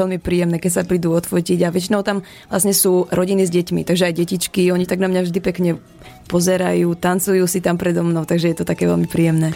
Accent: Liptovský Mikuláš, Žilina Region, Slovakia; u nás v Liptovskom Mikuláši

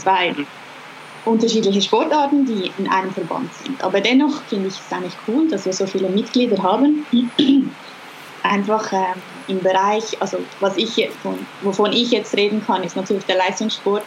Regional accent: Regensdorf, Zurich, Switzerland; in unserer Nähe, wo ich aufgewachsen bin

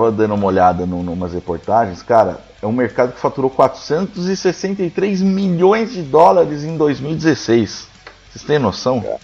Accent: Brazil; A gente somos do Brasil.

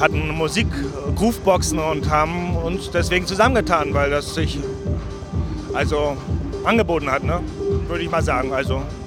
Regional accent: Rostock, Mecklenburg-Vorpommern, Germany; ich komme aus Mecklenburg-Vorpommern, Rostock. Aber Rostock ist jetzt, würde ich sagen, kein Country, sondern ist so eine kleine Großstadt. 200.000 Einwohner, sehr schön. Ich wohne da immer noch seit 38 Jahren.

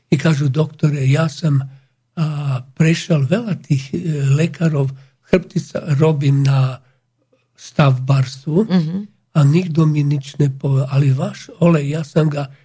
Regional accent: Slovakia; My Slováci. My Slováci. A, e, ľúbime rôžu damascenu, olej, veľmi drahý

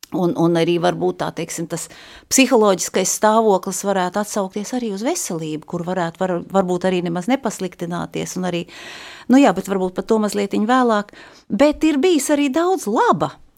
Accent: Jelgava, Zemgale, Latvia; also born or lived in Brussels, Belgium; now in Riga, Latvia; Es esmu dzimusi Jelgavā

